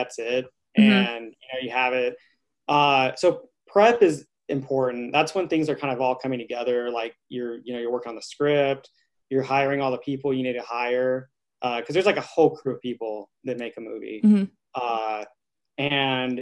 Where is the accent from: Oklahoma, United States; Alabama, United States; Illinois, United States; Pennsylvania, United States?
Oklahoma, United States; Altus; moved away as an adult; also born or lived in New Orleans; now in Los Angeles, United States; I'm originally from Altus, Oklahoma.